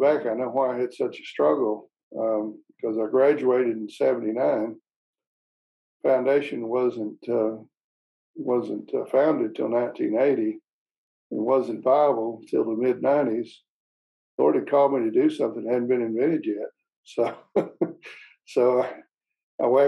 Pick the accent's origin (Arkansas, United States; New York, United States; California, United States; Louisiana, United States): Arkansas, United States; I was born in Arkansas, grew up, was a pastor's son